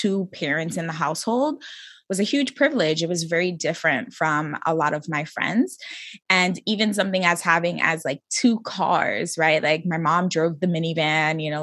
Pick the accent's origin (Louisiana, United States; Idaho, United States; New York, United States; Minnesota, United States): New York, United States; New York City; I was born and raised in New York City